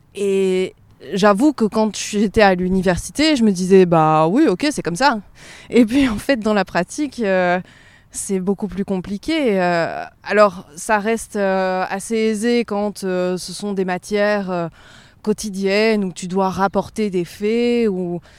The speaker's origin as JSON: {"language": "French", "region": "Provence-Alpes-Côte d'Azur", "country": "France", "tie": "born or raised there", "also_born_or_lived": "Schaerbeek, Brussels, Belgium", "moved": "yes", "lives_now": "Brussels, Belgium", "said": "J'ai grandi, j'ai grandi en Provence"}